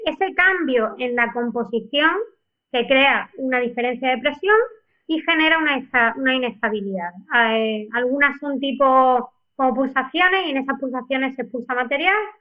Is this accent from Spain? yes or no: yes; Spain; como los españoles tenemos dos apellidos